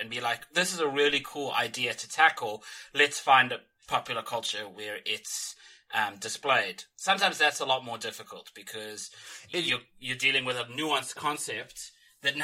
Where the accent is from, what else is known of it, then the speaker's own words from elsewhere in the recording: South Africa; growing up in South Africa